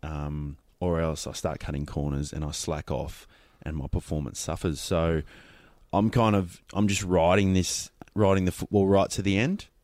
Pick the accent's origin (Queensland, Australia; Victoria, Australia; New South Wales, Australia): Queensland, Australia; Being a Queenslander, I didn't, um, grow up playing football, so I, I played rugby league